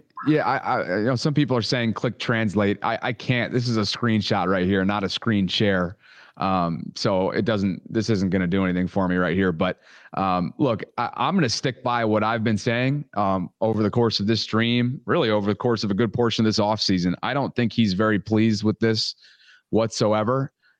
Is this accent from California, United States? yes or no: no; Albany, New York, United States; moved away; the Albany Empire, which is an indoor arena football team in my hometown of upstate New York.